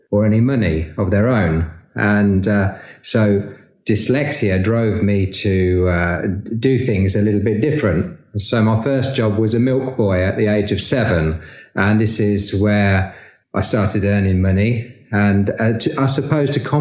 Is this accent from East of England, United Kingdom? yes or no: yes; Peterborough, East of England, United Kingdom; I grew up in Peterborough